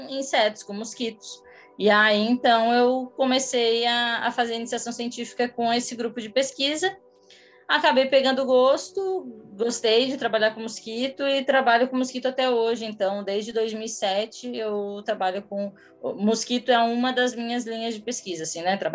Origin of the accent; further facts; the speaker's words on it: Imbituba, Santa Catarina, Brazil; moved away as an adult; now in São Paulo, Brazil; Eu sou de Santa Catarina, em Bituba, é, 90 quilômetros ao sul de, de Floripa. Eu moro em São Paulo há 10 anos, mais ou menos.